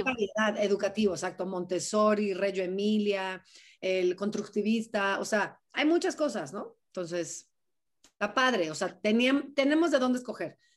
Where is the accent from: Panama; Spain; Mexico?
Mexico; somos mexicanos